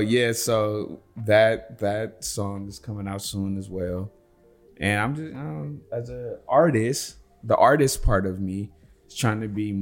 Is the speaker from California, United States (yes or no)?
yes; Los Angeles, California, United States; I've been born and raised in United States, California, Los Angeles.